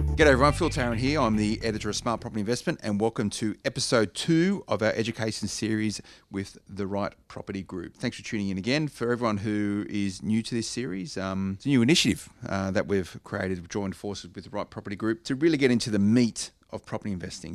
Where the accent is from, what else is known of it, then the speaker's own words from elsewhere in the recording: Blacktown, New South Wales, Australia; I grew up in Blacktown. I know the area well